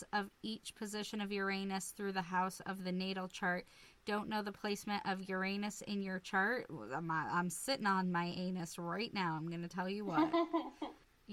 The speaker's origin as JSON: {"language": "English", "town": "Lincoln", "region": "Nebraska", "country": "United States", "tie": "born or raised there", "said": "I was born in Lincoln, Nebraska"}